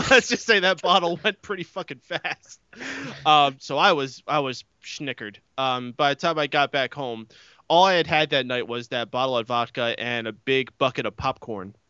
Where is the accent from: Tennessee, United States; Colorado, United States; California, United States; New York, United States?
New York, United States; I'm from New York